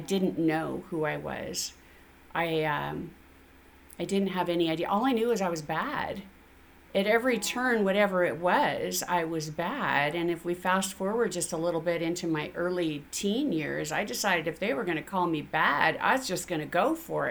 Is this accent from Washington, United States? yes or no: yes; Spokane, Washington, United States; I grew up in Spokane to a very dysfunctional young couple who already had 2 sons